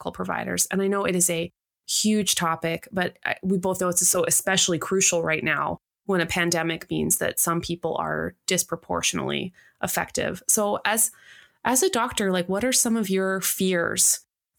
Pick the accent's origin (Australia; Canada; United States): Canada; as a Canadian